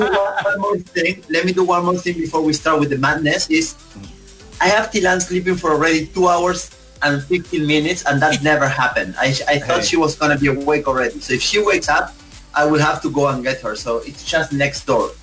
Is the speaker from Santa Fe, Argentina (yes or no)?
yes; Esperanza, Santa Fe, Argentina; moved away; I grew up in a house where my next neighbor is maybe yeah four kilometers, horses and cows and corn and soya and my the city that we call is, is Esperanza.